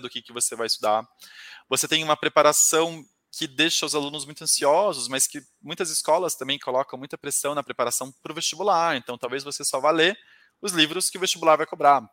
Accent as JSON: {"language": "Portuguese", "town": "Taubaté", "region": "São Paulo", "country": "Brazil", "said": "eu sou do interior de São Paulo, eu sou de Taubaté"}